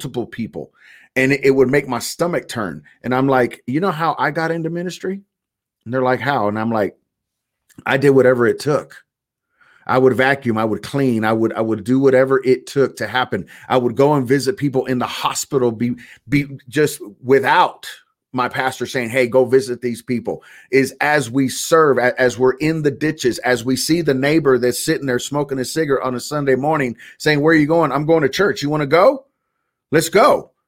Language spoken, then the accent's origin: English; California, United States; I was raised in California, so I remember the earthquakes.